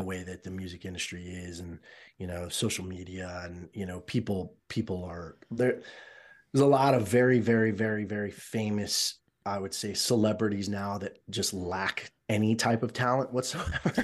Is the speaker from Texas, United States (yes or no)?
no; Miami, Florida, United States; moved away; I was born and raised in Miami